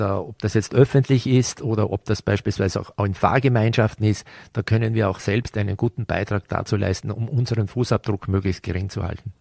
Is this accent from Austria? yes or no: yes; Vorarlberg, Austria; wenn wir hier aufgewachsen sind